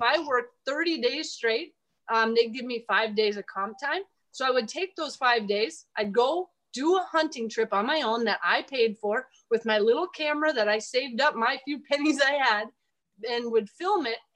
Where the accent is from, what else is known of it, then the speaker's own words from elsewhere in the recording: Minnesota, United States; now in South Dakota, United States; I grew up in Minnesota, and I love it out here. I'd never move home